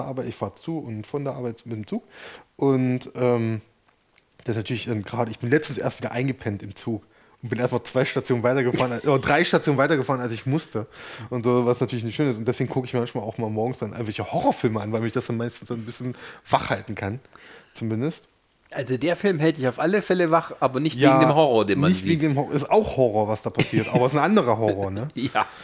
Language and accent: German; Germany; Ich komme aus dem Süden.